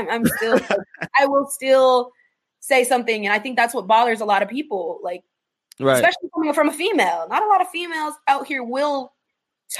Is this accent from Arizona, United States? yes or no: yes; Chandler, Arizona, United States; I'm from Chandler, born and raised. I went to Chandler High School